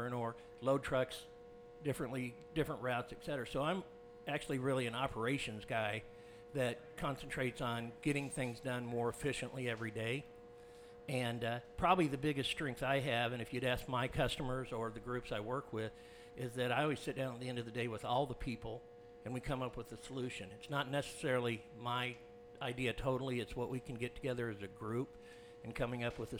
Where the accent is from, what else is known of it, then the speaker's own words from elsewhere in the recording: Grand Island, Nebraska, United States; I'm from Grand Island, Nebraska